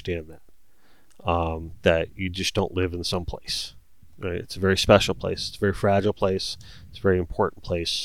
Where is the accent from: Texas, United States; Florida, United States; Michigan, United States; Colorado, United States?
Florida, United States; I was born here